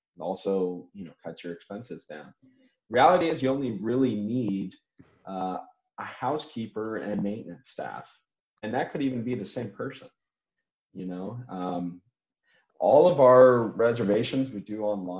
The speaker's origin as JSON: {"language": "English", "region": "California", "country": "United States", "moved": "as an adult", "lives_now": "Florianopolis, Brazil", "said": "I'm from California originally"}